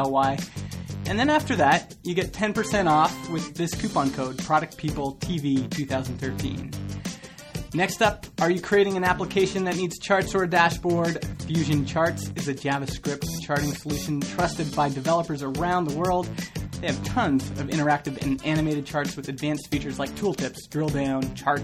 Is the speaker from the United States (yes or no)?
no; Canada; accent: Southern American accent plus like a Northern Canadian accent; because I'm Canadian. I'm born in Canada.